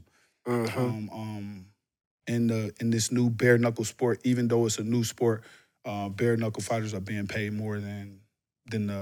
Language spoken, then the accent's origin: English; Cleveland, Ohio, United States; now in Florida, United States; I grew up in Cleveland, Ohio, Garden Valley Project